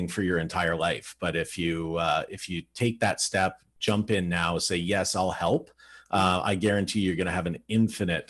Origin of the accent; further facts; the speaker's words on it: Burlington, Ontario, Canada; I grew up in Burlington, Ontario, which is where I still live.